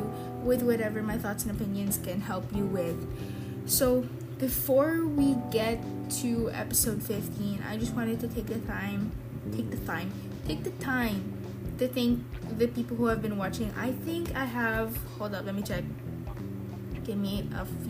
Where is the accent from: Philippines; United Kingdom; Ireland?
Philippines; I'm from the Philippines